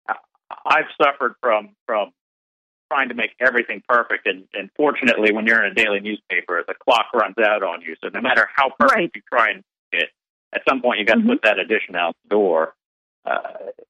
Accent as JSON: {"language": "English", "town": "Birmingham", "region": "Alabama", "country": "United States", "tie": "born or raised there", "said": "my hometown, Birmingham"}